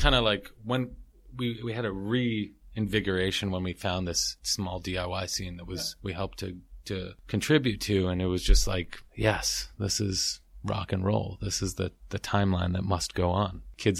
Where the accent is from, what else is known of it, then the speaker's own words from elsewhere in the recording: Bay Ridge, New York, United States; because I'm from New York and we all grew up here. We're originally from Bay Ridge